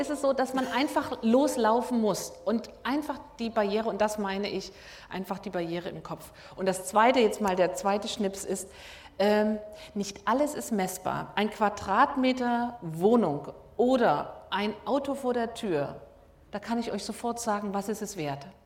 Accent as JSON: {"language": "German", "town": "Dresden", "region": "Saxony", "country": "Germany", "moved": "yes", "lives_now": "Rostock, Germany", "said": "ich bin Dresdnerin, ich bin auch zugezogen."}